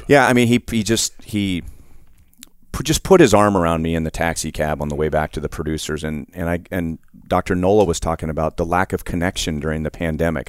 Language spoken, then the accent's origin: English; Los Angeles, California, United States; I grew up in Los Angeles